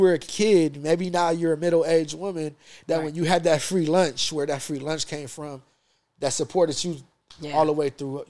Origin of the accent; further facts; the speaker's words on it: United States; being American Boricuas from the States.